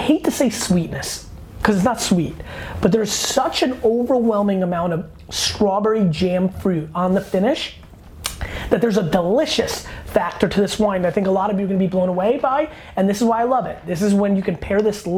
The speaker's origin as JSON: {"language": "English", "area": "Hunterdon County", "region": "New Jersey", "country": "United States", "tie": "born or raised there", "said": "growing up in Hunterdon County, New Jersey, the part of Jersey that you don't hear of that is very farmy"}